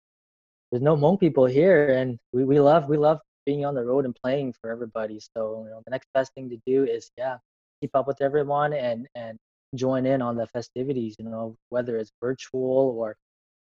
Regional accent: Vancouver, British Columbia, Canada; I'm from Vancouver, Canada.

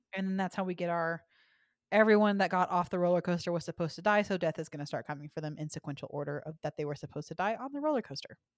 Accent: Dallas, Texas, United States; I'm from Dallas, and we had Six Flags over Texas and Arlington, so that's the one that I grew up

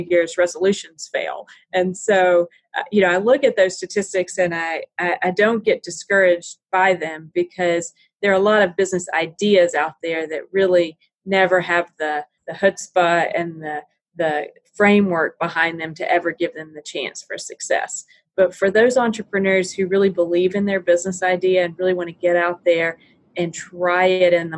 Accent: Tennessee, United States; I was born and raised in Tennessee

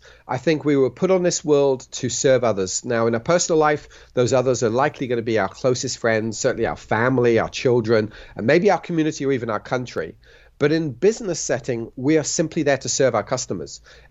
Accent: Switzerland; also born or lived in United Kingdom; I was born in the United Kingdom to British parents. I was raised in Switzerland. I then did a bilingual international business degree, which allowed me to study in both the UK and in France.

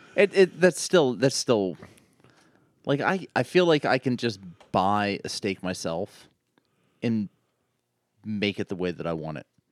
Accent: Pittsburgh, Pennsylvania, United States; I'm from Pittsburgh

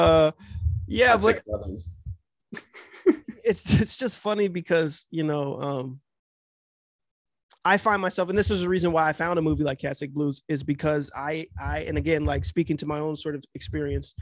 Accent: Cincinnati, Ohio, United States; also born or lived in California / Los Angeles; I'm currently in Cincinnati. I lived in LA, I lived in Los Angeles for a few years. Moved back here because I grew up here, even though I was born in California

